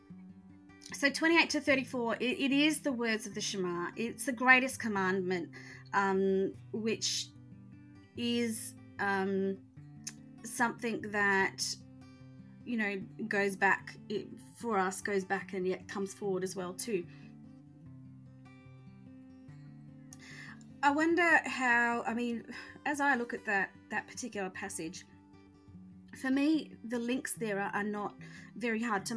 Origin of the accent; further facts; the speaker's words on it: Australia; I identify as a Christian, but I also identify as an Australian, you know, white woman.